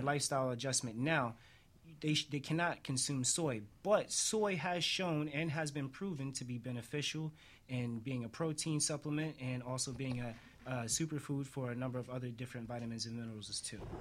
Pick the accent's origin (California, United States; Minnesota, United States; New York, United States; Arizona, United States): New York, United States; I'm from New York, like most of us